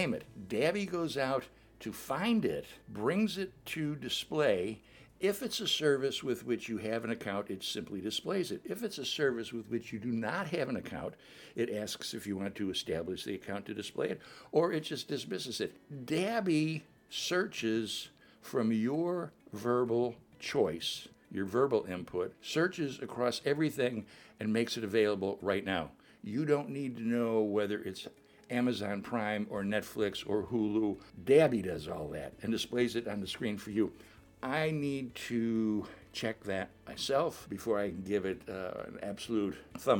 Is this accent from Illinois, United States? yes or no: yes; Chicago, Illinois, United States; I grew up in Chicago